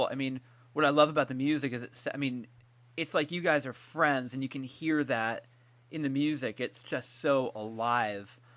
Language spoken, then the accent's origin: English; San Francisco, California, United States; growing up in California, I'm I'm from San Francisco